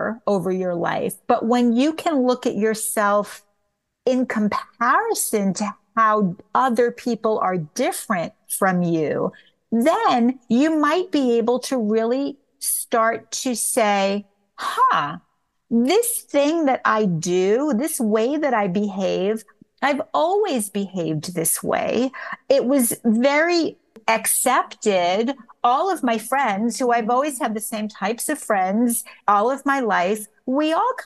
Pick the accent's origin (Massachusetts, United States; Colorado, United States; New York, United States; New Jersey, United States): New York, United States; also born or lived in Tucson, Arizona; now in Los Angeles, United States; I'm from New York originally. I had moved to Tucson, Arizona